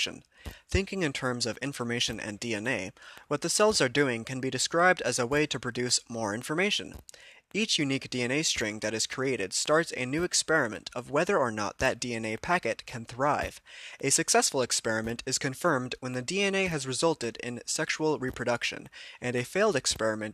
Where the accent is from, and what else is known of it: United States